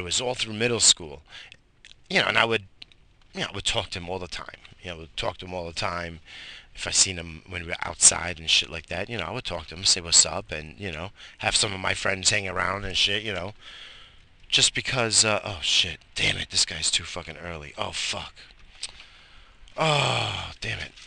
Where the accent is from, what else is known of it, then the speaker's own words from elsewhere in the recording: Brentwood, New York, United States; I grew up in Brentwood, Long Island